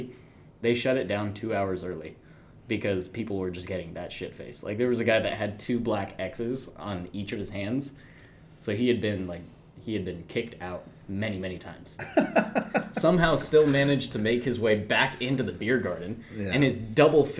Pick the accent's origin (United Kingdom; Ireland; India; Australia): Ireland; moved away; also born or lived in Portland; I come from Ireland. Like I was born in Portland, but I was raised in Ireland